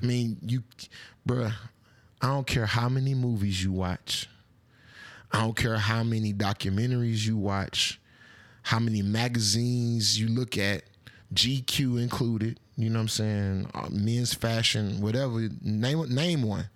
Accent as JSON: {"language": "English", "town": "Atlanta", "region": "Georgia", "country": "United States", "said": "I'm from Atlanta"}